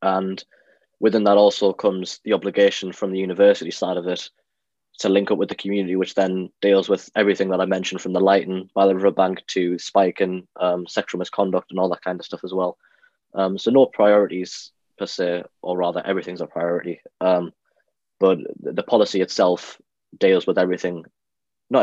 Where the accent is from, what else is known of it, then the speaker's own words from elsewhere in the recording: Durham, North East England, United Kingdom; I am from Durham